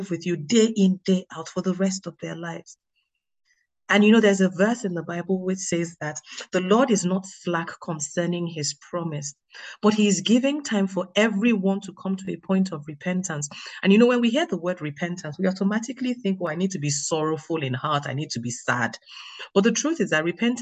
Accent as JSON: {"language": "English", "country": "Nigeria", "moved": "yes", "lives_now": "United Kingdom", "said": "I'm Nigerian. I live in the UK, so I'm sort of, they say I'm British Nigerian"}